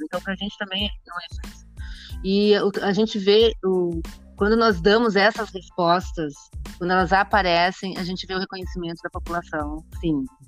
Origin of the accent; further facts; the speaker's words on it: Caxias do Sul, Rio Grande do Sul, Brazil; eu sou de Caxias do Sul, natural de Caxias